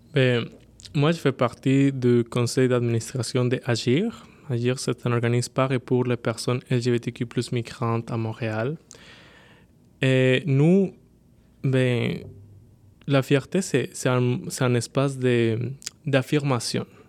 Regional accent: Bogotá, Colombia; French is a second language; moved away as an adult; now in Quebec, Canada; originaire de la Colombie. J'ai 29 ans, je suis né à Bogota et je suis arrivé au Québec il y a 6 ans.

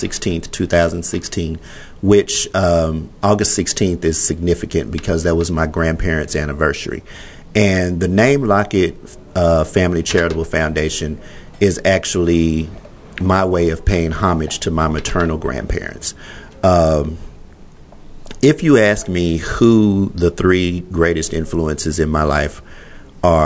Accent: Fort Worth, Texas, United States; I love my hometown. Fort Worth is, in my opinion, the greatest city in the world

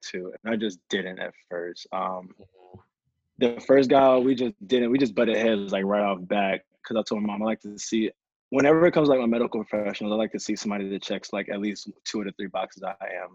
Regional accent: Norfolk, Virginia, United States; also born or lived in Baltimore, Maryland; I grew up in Norfolk and spent like half my year in Baltimore

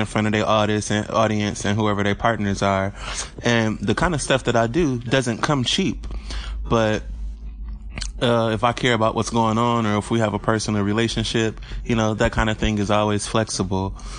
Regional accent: Detroit, Michigan, United States; I grew up in Corktown. So that's one of my favorite neighborhoods over there, right in the Michigan and Trumbull area

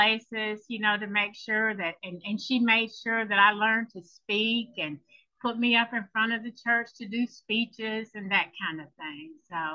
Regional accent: Choctaw County, Alabama, United States; I am from a small town in Alabama, Choctaw County, Alabama

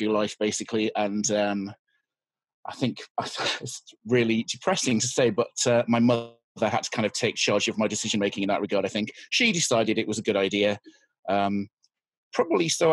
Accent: Yorkshire and the Humber, United Kingdom; now in London, United Kingdom; I am from the UK. I live in London. I'm originally from Yorkshire, which is a county in the north of London, north of England.

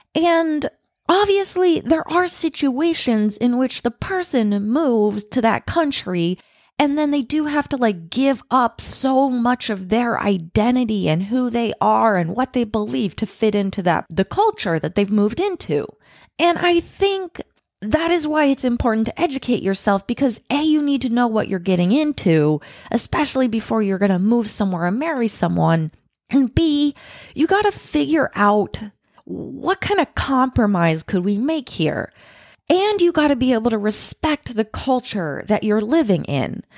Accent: United States; moved away; I'm American

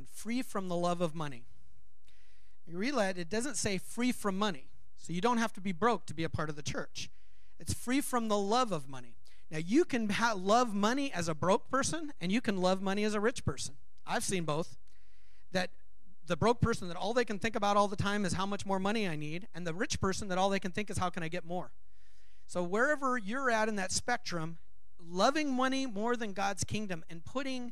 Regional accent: Los Angeles, California, United States; moved away; I grew up in Los Angeles. I learned to drive in Los Angeles

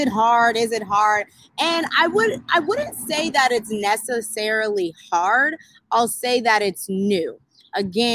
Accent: Sacramento, California, United States; moved away as an adult; also born or lived in Atlanta, Georgia; I'm from Sacramento, California, graduated from Sac State.

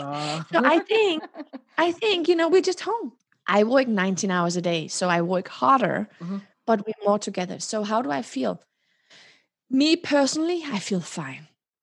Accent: Denmark; also born or lived in Morocco; And then in 1975, when I was born in December, there was a social unrest in Morocco, and my mom and dad decided shortly after I was born to return to Denmark.

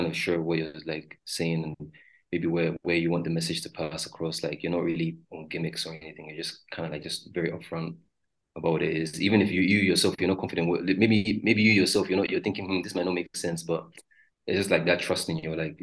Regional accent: Lagos, Nigeria; I grew up around like around the Ajah side.

